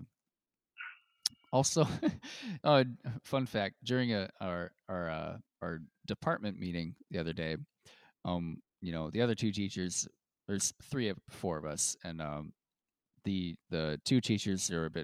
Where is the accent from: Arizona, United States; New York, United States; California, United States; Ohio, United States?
New York, United States; near Rochester; growing up near Rochester